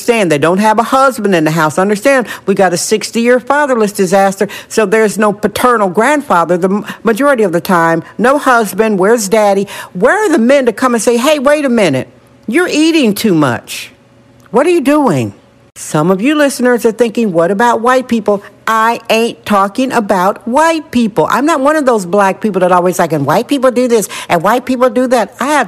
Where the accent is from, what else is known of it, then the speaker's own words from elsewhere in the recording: California, United States; I know I'm real Californian.